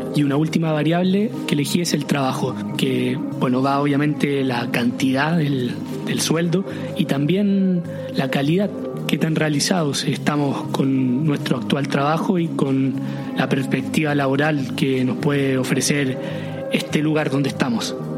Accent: Chile; moved away as an adult; now in Paris, France; ser eh, chileno, de venir de fin del mundo

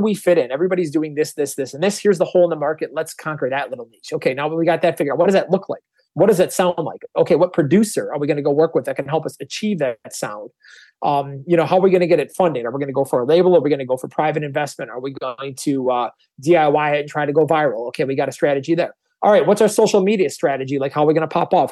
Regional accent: Wisconsin, United States; I'm from Wisconsin too.

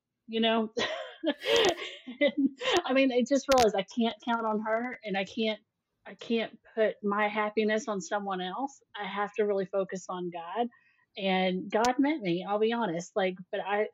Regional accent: Texas, United States; moved away as an adult; now in Prague, Czech Republic; I was from Texas

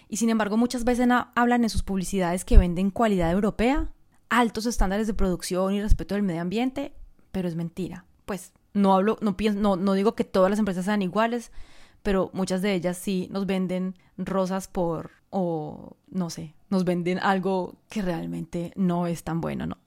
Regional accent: Colombia; also born or lived in France; now in Bali, Indonesia; Hace mucho tiempo vivo fuera de Colombia, quizás lo sabes, soy colombiana, eh, viví en Francia durante 22 años, en este momento estoy viviendo en Bali

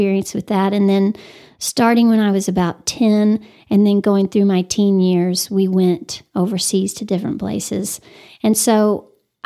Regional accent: Amarillo, Texas, United States; also born or lived in Dallas, Texas / Denton, Texas / Lubbock, Texas / College Station, Texas; I was born in Dallas, but my parents moved here when I was 9 or 10 months old. My dad grew up here, graduated from Amarillo High, class of 56.

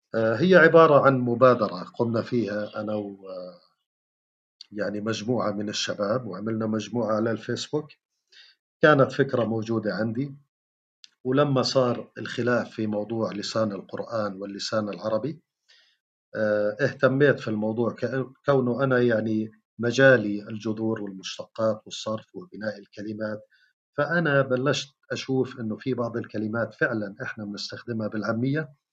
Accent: Jordan; احنا بالاردن بنحكي ما الك دخل

